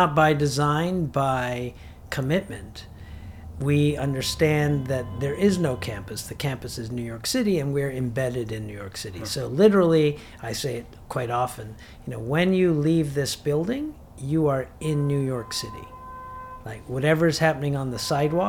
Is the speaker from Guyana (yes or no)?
yes; Georgetown, Demerara-Mahaica, Guyana; I was born in Guyana, in Georgetown, which is the capital